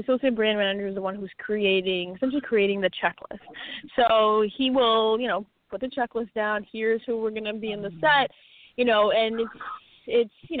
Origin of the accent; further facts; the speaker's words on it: New York, United States; I'm from New York. I grew up 15 minutes from Yankee Stadium